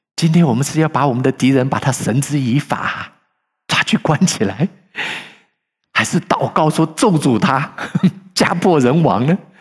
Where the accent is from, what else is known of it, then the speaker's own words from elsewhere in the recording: China; moved away; 我们是中国人